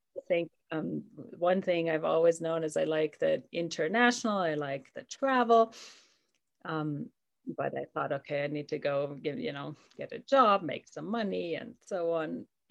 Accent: Germany; now in Durango, United States; I live in Colorado, Durango, Colorado. I am originally from Germany.

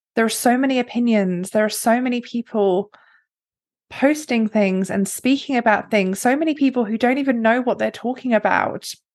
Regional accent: England, United Kingdom; I was born in England, the middle class family.

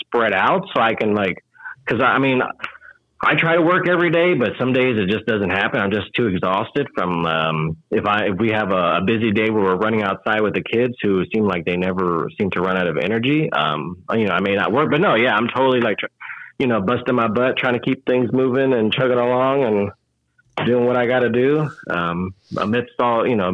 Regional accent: Houston, Texas, United States; I'm born and raised in Houston

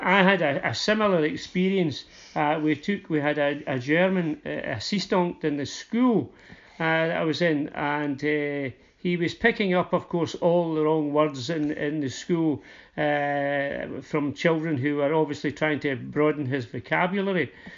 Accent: Uddingston, Scotland, United Kingdom; I come from Uddingston, uh, so Motherwell's really our local team

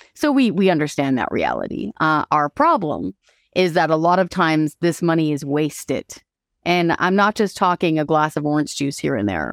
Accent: Hope, British Columbia, Canada; moved away; also born or lived in Courtenay, Vancouver Island / Ottawa; I grew up in Hope

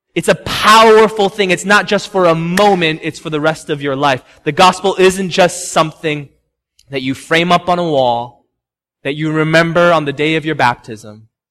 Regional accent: Chicago, Illinois, United States; also born or lived in Homewood, Illinois; now in Massachusetts, United States; I'm from Chicago

